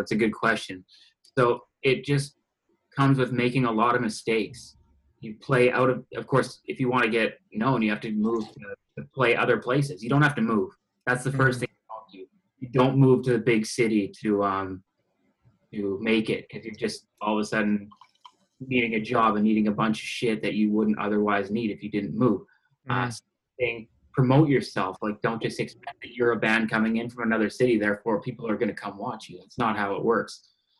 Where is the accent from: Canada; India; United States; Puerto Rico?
Canada; Grand Prairie, Alberta; I was born here, yeah. So that's Grand Prairie, Alberta, and it's way up north. It's all oil field.